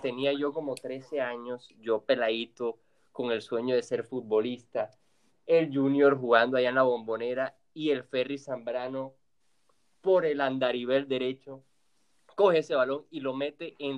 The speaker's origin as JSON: {"language": "Spanish", "country": "Colombia", "said": "somos colombianos"}